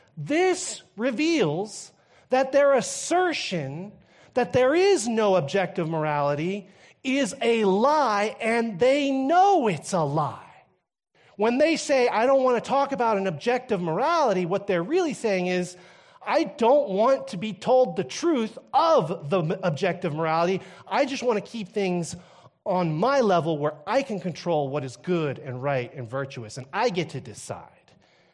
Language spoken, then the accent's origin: English; Canada; After all, I grew up in Canada, where everything goes, right?